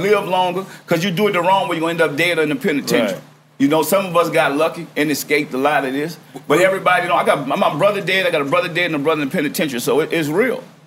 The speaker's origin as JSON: {"language": "English", "town": "New Orleans", "region": "Louisiana", "country": "United States", "tie": "born or raised there", "said": "I'm from New Orleans"}